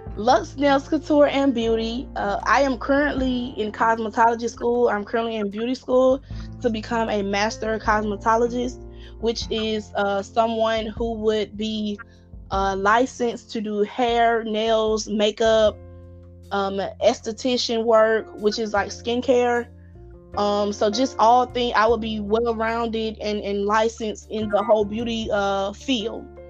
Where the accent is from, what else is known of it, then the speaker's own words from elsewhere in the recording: Atlanta, Georgia, United States; I'm from Atlanta, Georgia